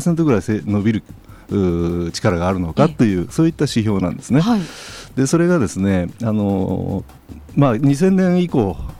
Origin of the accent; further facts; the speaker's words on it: Kyushu, Japan; 私自身が九州の出身なもんですから高校時代までね